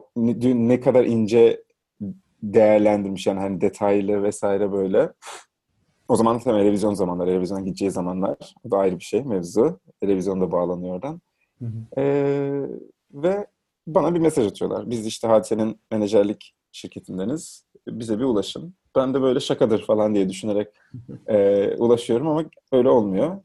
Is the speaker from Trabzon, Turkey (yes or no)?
yes; Trabzon, Turkey; moved away as an adult; now in Istanbul, Turkey; Trabzon'da doğdum, büyüdüm